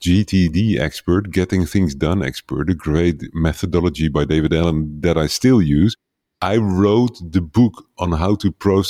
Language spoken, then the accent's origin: English; Netherlands; first language Dutch; English is a second language; very tiny village somewhere to the east of New York, like at the other side of the ocean. And so English is not my native language. But I find that most people around the world can understand my English better than they can understand my Dutch.